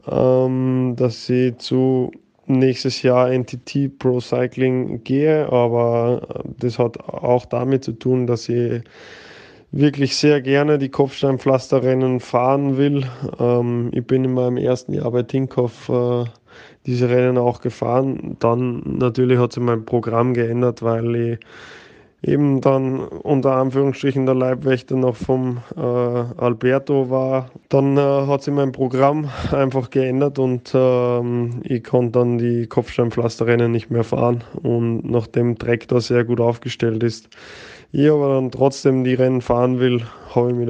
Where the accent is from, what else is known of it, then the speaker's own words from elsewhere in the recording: Austria; Äh, bin selber wollte mal Skifahrer werden, als Österreicher kein, ja, wie soll ich sagen, kein, keine große Verwunderung wahrscheinlich. Ich bin mit vier Jahren oder drei Jahren schon auf den Brettern gestanden